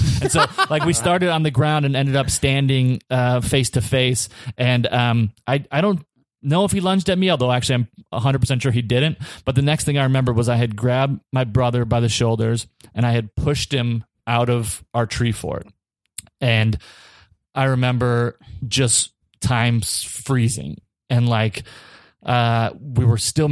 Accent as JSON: {"language": "English", "region": "Minnesota", "country": "United States", "said": "we're from Minnesota"}